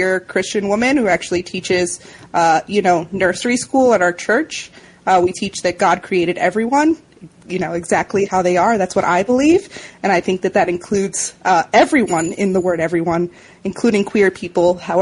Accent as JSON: {"language": "English", "town": "New York City", "region": "New York", "country": "United States", "said": "I'm from the Bronx"}